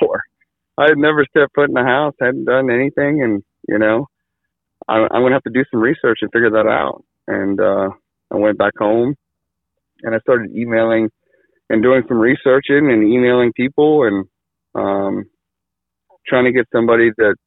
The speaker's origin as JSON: {"language": "English", "region": "Hawaii", "country": "United States", "tie": "born or raised there", "moved": "as an adult", "lives_now": "Maryland, United States", "said": "So I am from Hawaii, born and raised there."}